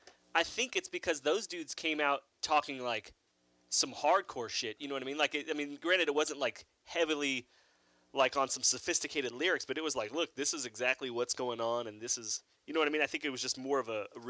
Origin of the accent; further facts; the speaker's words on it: Los Angeles, California, United States; I grew up in Los Angeles